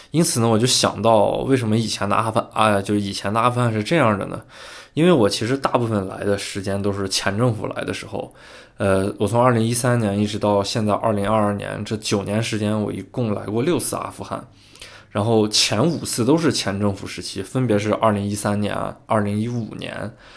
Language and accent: Chinese; China; 我说我是，中国人